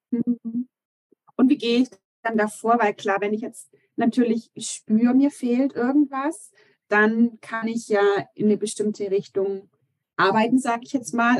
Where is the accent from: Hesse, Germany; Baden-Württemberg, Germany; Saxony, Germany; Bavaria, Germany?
Bavaria, Germany; Augsburg; weil ich bin ja auch aus Augsburg, also gleich ums Eck